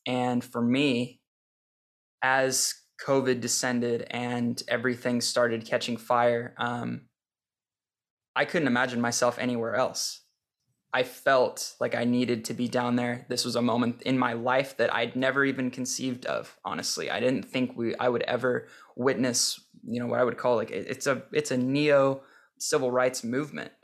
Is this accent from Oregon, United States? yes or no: yes; St. Helens, Oregon, United States; moved away as an adult; also born or lived in Portland, Oregon / Deer Island, Oregon; I was born in Portland, but I've never really lived in Portland proper. I grew up in Saint Helens.